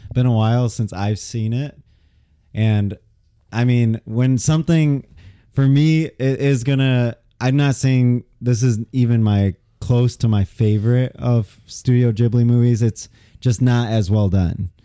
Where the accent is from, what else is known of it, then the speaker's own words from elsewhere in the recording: United States; being an American